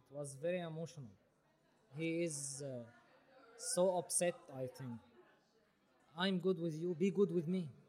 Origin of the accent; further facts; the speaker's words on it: Syria; English is a second language; moved away as an adult; now in Berlin, Germany; We are from Syria.